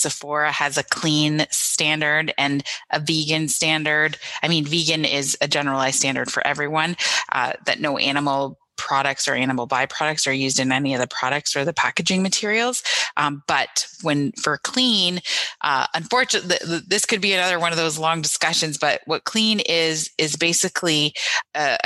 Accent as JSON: {"language": "English", "area": "Niagara region", "region": "Ontario", "country": "Canada", "tie": "born or raised there", "said": "growing up in the Niagara region"}